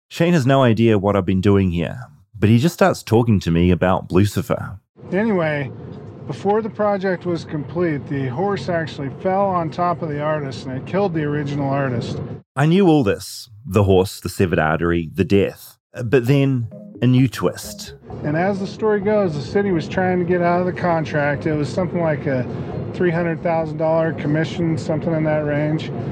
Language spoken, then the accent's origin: English; Texas, United States; I grew up on the border